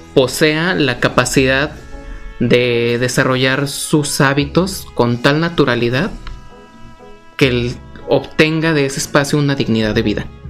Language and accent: Spanish; Tlaquepaque, Jalisco, Mexico; also born or lived in Mexico City; tapatío de corazón, así aquí cerquita del Parián Tlaquepaque